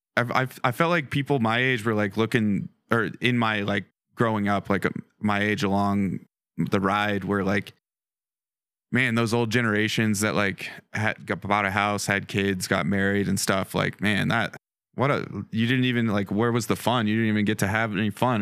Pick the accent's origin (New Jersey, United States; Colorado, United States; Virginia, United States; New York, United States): Colorado, United States; Western; born or raised there; also born or lived in Denver